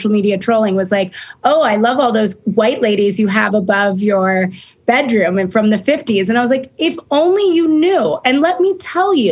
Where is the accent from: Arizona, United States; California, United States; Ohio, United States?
California, United States; Los Angeles; I'm from Venice Beach.